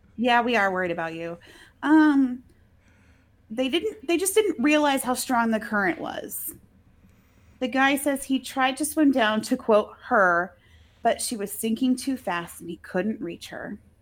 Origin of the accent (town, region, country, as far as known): Alabama, United States; accent: Alabama